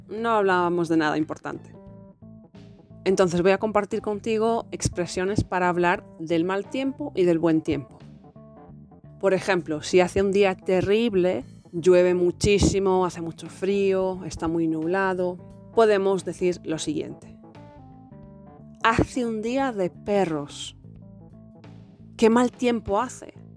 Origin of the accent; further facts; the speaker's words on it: Galicia, Spain; en Galicia, de donde yo soy